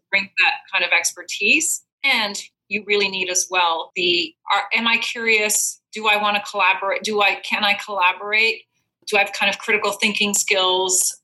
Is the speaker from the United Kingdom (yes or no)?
no; Belgium; moved away as an adult; now in United States; I'm originally from Belgium